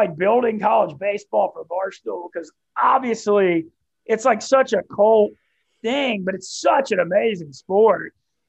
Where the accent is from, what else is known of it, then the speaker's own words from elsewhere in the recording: Louisiana, United States; I grew up in Louisiana